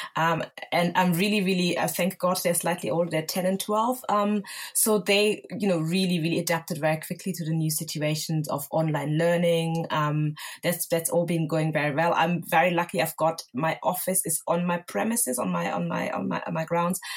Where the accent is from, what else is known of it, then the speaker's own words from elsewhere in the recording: Germany; moved away as an adult; also born or lived in Lagos, Nigeria (family origin); now in London, United Kingdom; I grew up and was born and raised in Germany